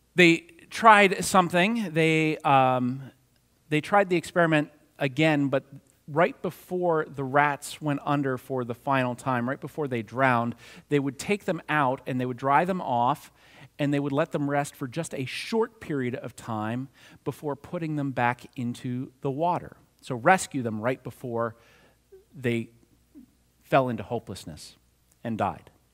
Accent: New Castle, Pennsylvania, United States; moved away; No matter how far I roam, I am always from Lawrence County, Newcastle, Pennsylvania.

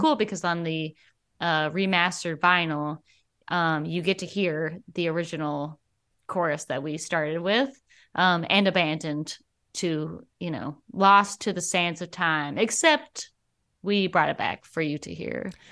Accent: Alabama, United States; now in Twin Cities, United States; I moved from here to Alabama when I was, like, five.

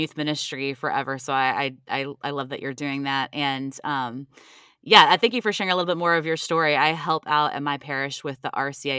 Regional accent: Ohio, United States; moved away as an adult; also born or lived in Washington, D.C.; I grew up in the Midwest. I'm originally from Ohio. And then I went to school in Washington, D.C. and spent some time in the D.C. area for a while.

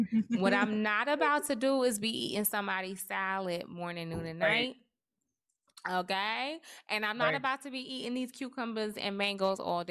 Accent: Trinidad & Tobago; I am Trinidadian

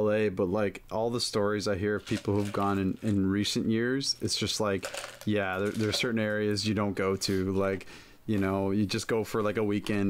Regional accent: Toronto, Ontario, Canada; I'm from Toronto, right?

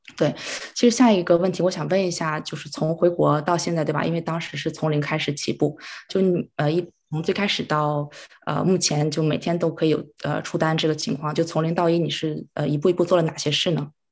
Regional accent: Harbin, Heilongjiang, China; moved away as an adult; now in Vancouver, Canada; 我是哈尔滨人，然后呢，七年之前是来到加拿大这边读书，啊，本科学的是商科，就毕业之后我是在一个银行，在这边的银行工作

